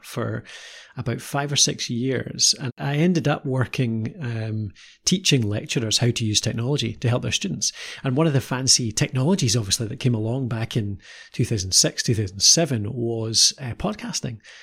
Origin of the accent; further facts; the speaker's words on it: Edinburgh, Scotland, United Kingdom; I, uh, was originally Edinburgh, and nowadays we, uh, live a bit further north.